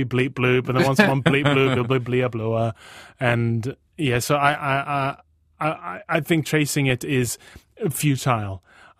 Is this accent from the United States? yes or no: no; Borneo, Malaysia; also born or lived in United Kingdom; Borneo and Britain at the same time, and the differences in cultures in the culture I've noticed between being Malaysian Chinese and white British.